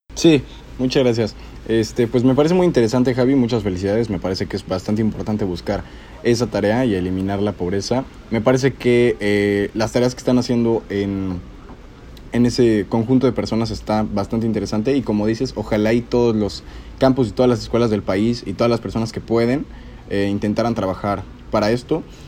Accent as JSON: {"language": "Spanish", "region": "State of Mexico", "country": "Mexico", "said": "yo soy del Estado de México"}